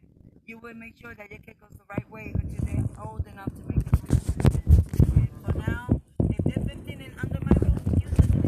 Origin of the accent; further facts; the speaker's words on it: Massachusetts, United States; moved away; also born or lived in New York; I'm from the city. I'm from Massachusetts and New York.